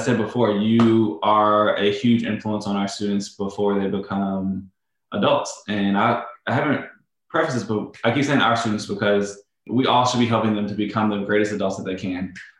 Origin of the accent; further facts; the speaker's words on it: Chicago, Illinois, United States; and maybe only teacher from Chicago, of the great state of Illinois, of course.